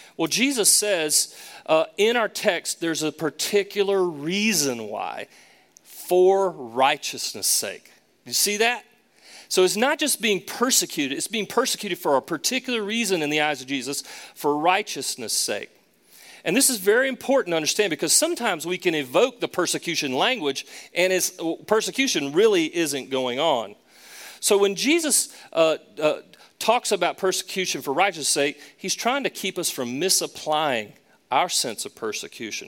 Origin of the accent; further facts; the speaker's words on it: Charlotte, North Carolina, United States; also born or lived in Raleigh, North Carolina / Boston, Massachusetts; Charlotte in particular, my hometown